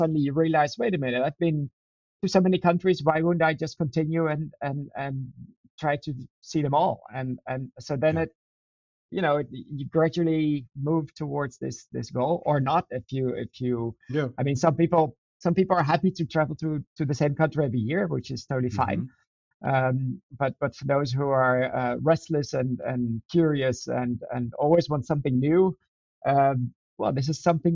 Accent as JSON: {"language": "English", "country": "Netherlands", "tie": "born or raised there", "said": "In the Netherlands"}